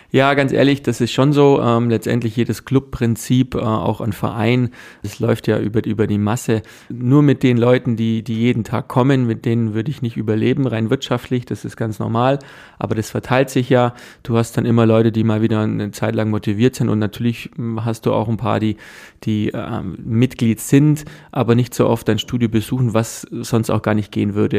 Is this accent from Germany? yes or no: yes; Germany; bei uns in Deutschland